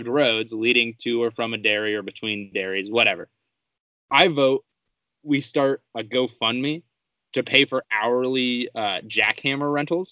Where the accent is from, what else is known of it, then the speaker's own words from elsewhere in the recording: Colorado, United States; we're not from the Midwest. You and I are good old Colorado boys.